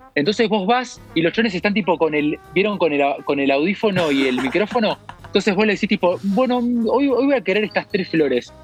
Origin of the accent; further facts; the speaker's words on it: Argentina; moved away; mi pasaporte dice Argentina